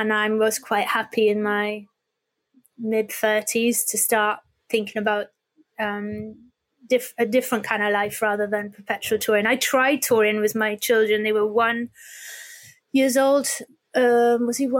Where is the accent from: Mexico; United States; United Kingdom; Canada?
United Kingdom; Wales; We'd spent so many years as Welsh language and English language groups